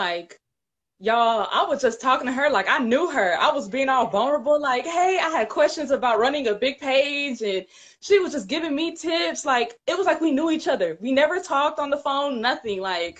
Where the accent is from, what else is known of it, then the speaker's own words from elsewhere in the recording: Houston, Texas, United States; I am the creator of Tigray Link Up, TLU. I'm from Houston, Texas, born and raised.